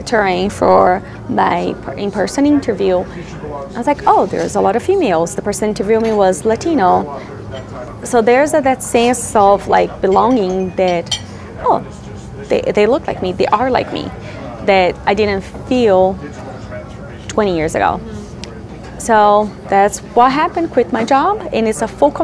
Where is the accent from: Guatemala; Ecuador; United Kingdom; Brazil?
Brazil; English is a second language; moved away as an adult; I'm being from Brazil, left Brazil now 12 years ago